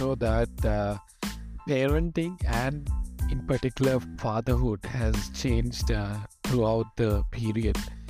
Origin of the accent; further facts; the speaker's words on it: Sri Lanka; moved away as an adult; now in Bangkok, Thailand; I'm originally from Sri Lanka